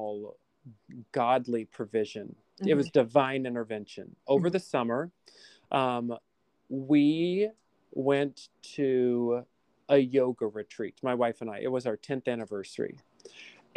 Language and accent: English; LaGrange, United States; now in Astoria, New York, United States; as a kid, like growing up in LaGrange, and we had this really cute downtown with like the train that would go down the middle